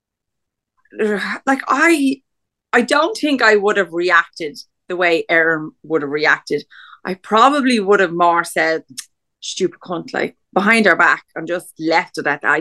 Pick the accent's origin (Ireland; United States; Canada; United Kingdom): Ireland; we're Irish